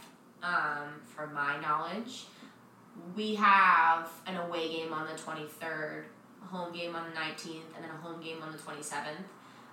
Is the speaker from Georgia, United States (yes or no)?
no; Maryland, United States; because I'm from Maryland and my college was in Maryland